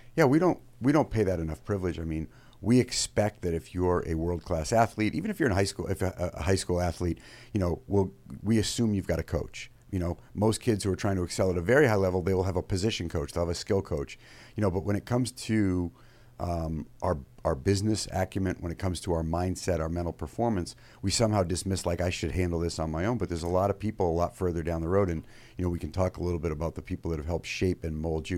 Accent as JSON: {"language": "English", "region": "Maine", "country": "United States", "tie": "born or raised there", "also_born_or_lived": "Fairfield, Connecticut", "moved": "as an adult", "said": "I grew up in Maine"}